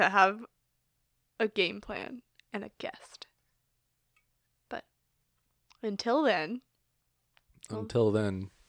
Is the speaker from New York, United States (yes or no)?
yes; New York, United States; accent: Long Island; Oh, when I first went to Texas, I noticed my Long Island accent. Like, I don't really have a Long Island accent.